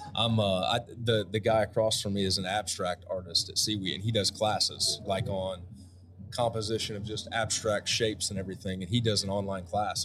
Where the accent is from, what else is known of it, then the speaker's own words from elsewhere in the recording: Midwest, United States; I grew up in the Midwest.